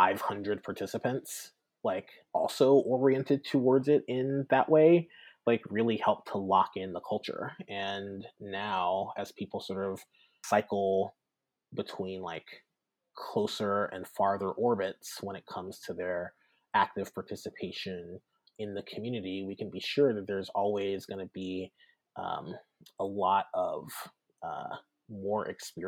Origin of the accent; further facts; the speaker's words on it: the South, United States; And then I think also my identity as a Southerner comes into play.